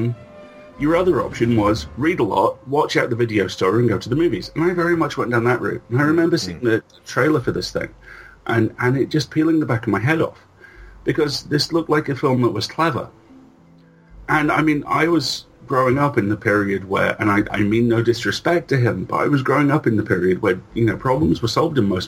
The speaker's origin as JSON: {"language": "English", "country": "Isle of Man", "tie": "born or raised there", "said": "I grew up on the Isle of Man, which is the small island between England"}